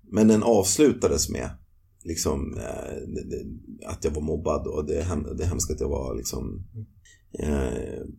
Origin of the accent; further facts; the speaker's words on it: Nykvarn, Stockholm County, Sweden; moved away as an adult; also born or lived in London, United Kingdom; i byn där jag växte upp, som heter Nykvarn